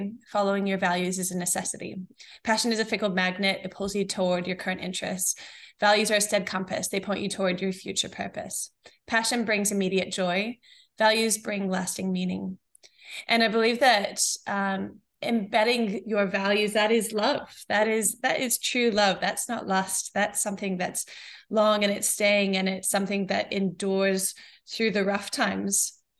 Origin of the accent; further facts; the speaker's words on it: New Zealand; also born or lived in New Mexico, United States; My background is I was born in New Mexico in the States, and I moved to New Zealand when I was 8. And I went to maybe 5 schools over 3 years.